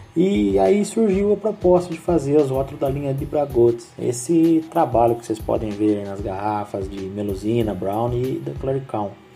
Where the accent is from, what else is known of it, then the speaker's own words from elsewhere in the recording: Mogi Guaçu, São Paulo, Brazil; Eu sou natural de Mogi Guaçu